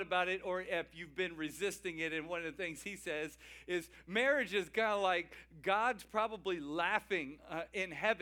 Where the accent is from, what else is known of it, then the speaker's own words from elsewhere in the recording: Cajun, Louisiana, United States; I'm a Cajun